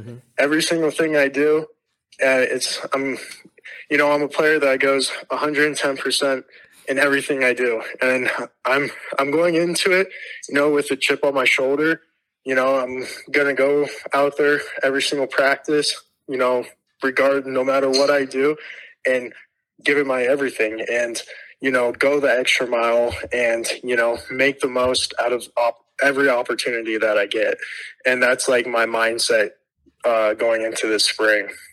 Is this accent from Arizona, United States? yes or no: yes; Tucson, Arizona, United States; I'm from Tucson